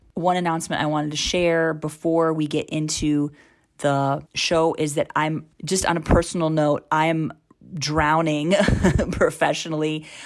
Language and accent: English; United States; now in India; I'm from the United States. but live full time in India.